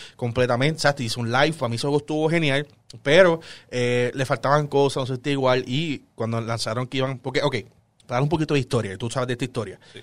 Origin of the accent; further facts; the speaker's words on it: Puerto Rico; nosotros somos puertorriqueños, vivimos en Puerto Rico